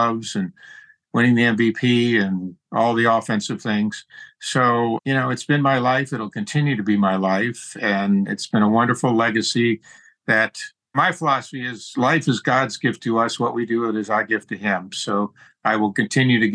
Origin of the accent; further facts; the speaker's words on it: Florida, United States; hitting little grapefruits in the backyard growing up in Florida